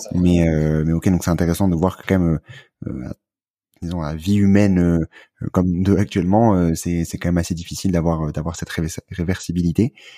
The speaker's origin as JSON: {"language": "French", "country": "France", "said": "quand on est français"}